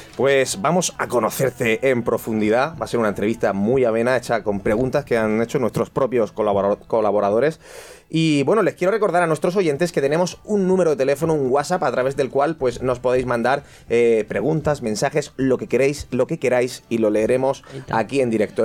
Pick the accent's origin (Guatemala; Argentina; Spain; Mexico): Spain; Callosa de Segura, Valencian Community; yo soy de Callosa de Segura